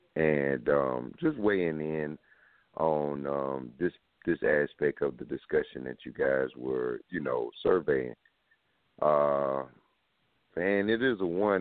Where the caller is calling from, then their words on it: South Carolina, United States; I'm calling from South Carolina